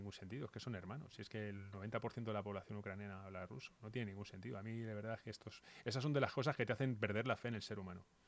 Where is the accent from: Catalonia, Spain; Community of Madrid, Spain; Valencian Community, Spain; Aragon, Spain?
Community of Madrid, Spain; Móstoles; now in Batres, Spain; yo soy mostoleño. Yo soy mostoleño, yo vivo en Batres, pero yo soy mostoleño del Soto, además. O sea, es mi barrio